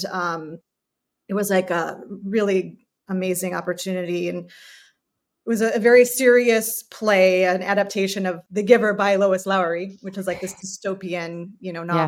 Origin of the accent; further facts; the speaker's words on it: Chicago, Illinois, United States; That was always like in my little heart as a kid growing up in the Chicago area.